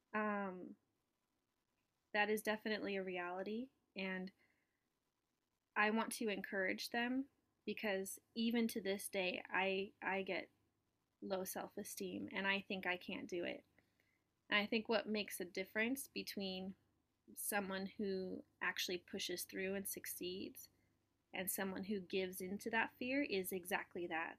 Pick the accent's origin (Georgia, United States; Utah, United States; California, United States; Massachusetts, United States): California, United States; Southern; moved away as an adult; now in New York, United States; I'm from Southern California originally, and I was born and raised there